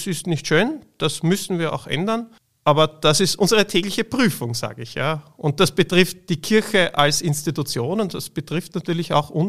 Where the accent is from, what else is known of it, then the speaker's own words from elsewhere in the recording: Austria; Bei uns in Österreich, aber global betrachtet in vielen Regionen noch viel schlimmer.